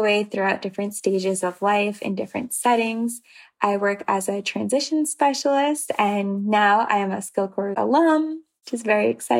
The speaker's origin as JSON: {"language": "English", "region": "New York", "country": "United States", "moved": "yes", "lives_now": "Massachusetts, United States", "said": "I'm originally from New York and currently live in the state of Massachusetts."}